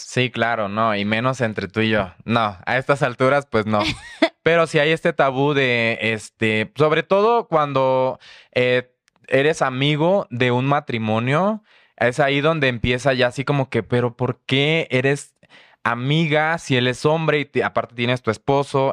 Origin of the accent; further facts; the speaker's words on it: the coast of Chiapas, Mexico; moved away as an adult; also born or lived in Tuxtla Gutiérrez; now in Mexico City, Mexico; soy de la costa de Chiapas, entonces por ahí tenemos ya también un parentesco por ser de la costa de Chiapas. Eh, me fui a vivir a Tuxtla a los 18